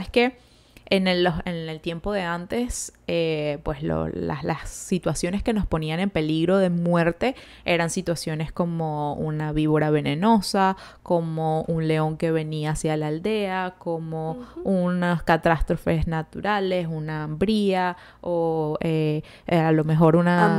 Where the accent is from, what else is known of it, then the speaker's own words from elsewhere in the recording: Venezuela; moved away as an adult; yo desde que salí de Venezuela